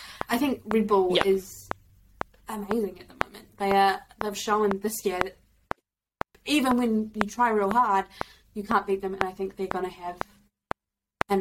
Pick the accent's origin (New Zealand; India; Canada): New Zealand; I'm from New Zealand